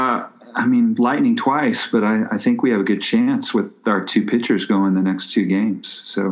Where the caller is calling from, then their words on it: Albuquerque, New Mexico, United States; I'm calling in from Albuquerque